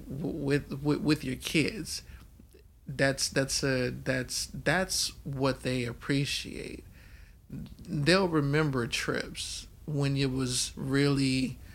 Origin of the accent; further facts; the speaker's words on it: Oakland, California, United States; also born or lived in Baton Rouge, Louisiana / New Orleans, Louisiana; I was born in Baton Rouge, but yeah, I grew up in Oakland, California.